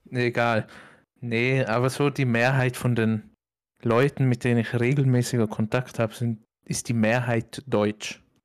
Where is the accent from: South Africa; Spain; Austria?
Austria; weil ich halt ja von da komme